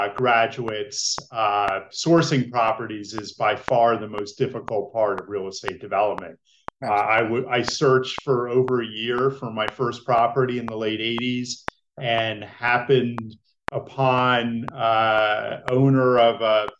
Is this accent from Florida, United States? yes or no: no; New Jersey, United States; moved away as an adult; also born or lived in Delaware; now in Philadelphia, United States; No, I grew up in Central Jersey